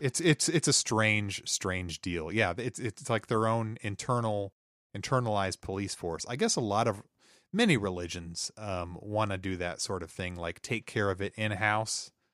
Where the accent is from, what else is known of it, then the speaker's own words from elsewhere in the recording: the Ozarks, United States; growing up in the Ozarks, uh, I, I'm going to silver dollar city all the time as a kid.